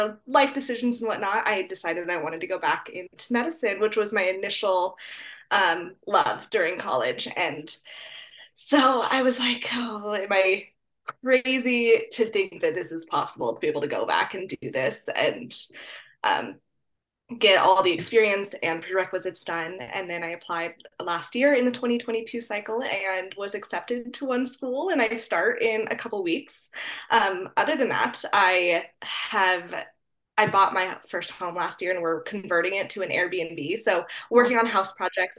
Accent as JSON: {"language": "English", "region": "Colorado", "country": "United States", "said": "I'm from Colorado, and I kind of went to undergrad at CSU, which is just my state university here"}